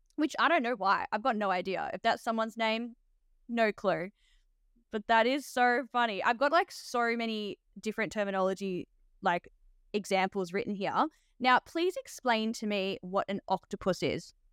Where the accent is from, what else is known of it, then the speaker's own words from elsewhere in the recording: Australia; I'm actually an Aussie nurse